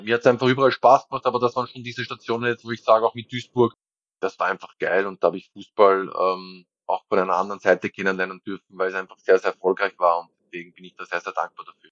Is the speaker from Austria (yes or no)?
yes; Vienna, Austria; moved away as an adult; also born or lived in Munich / Düsseldorf / Nuremberg / Aarau; weil ich da wirklich nicht in Wien gewohnt habe, aber das ist meine Heimatstadt